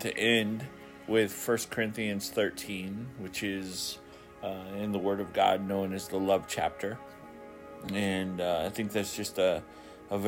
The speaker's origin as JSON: {"language": "English", "town": "Ketchikan", "region": "Alaska", "country": "United States", "tie": "born or raised there", "said": "my hometown of Ketchikan, Alaska"}